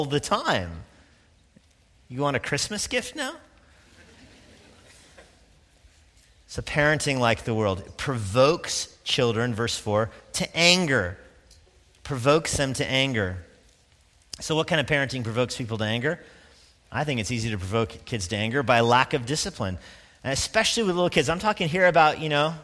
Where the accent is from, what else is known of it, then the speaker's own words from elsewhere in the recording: Steamboat Springs, Colorado, United States; moved away; I grew up skiing in Steamboat, Colorado. My mom lives there.